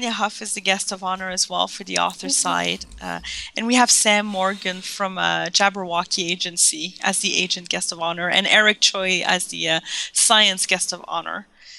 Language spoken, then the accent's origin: English; Canada; first language French; English is a second language; I don't have much of an accent, that I'm not French is my first language. I'm French Canadian.